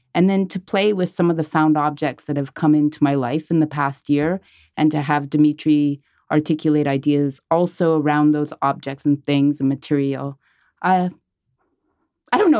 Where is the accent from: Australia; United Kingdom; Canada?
Canada; Montreal, Quebec; I am a Montreal-based artist, and I was born and raised in Montreal